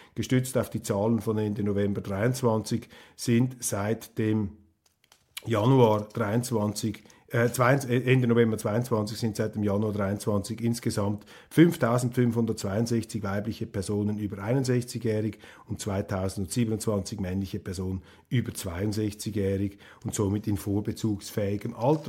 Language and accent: German; Switzerland; ich bin Schweizer und ich bin Bürger